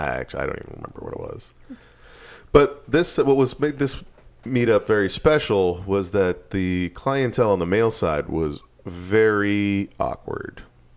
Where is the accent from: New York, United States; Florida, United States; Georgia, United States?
New York, United States; I'm from New York, and it's so hard to meet people here.